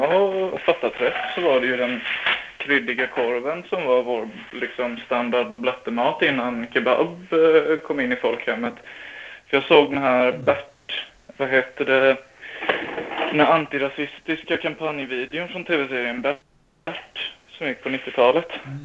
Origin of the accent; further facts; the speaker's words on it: Smedby, Kalmar County, Sweden; i Smedby där jag kommer ifrån